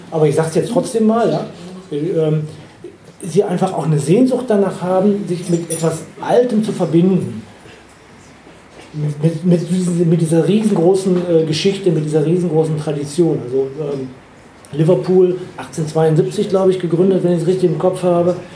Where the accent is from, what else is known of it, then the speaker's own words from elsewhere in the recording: Dortmund, North Rhine-Westphalia, Germany; moved away as an adult; now in Duderstadt, Germany; ich bin in Dortmund geboren und ich bin in Dortmund groß geworden. Dann bin ich nach Göttingen gekommen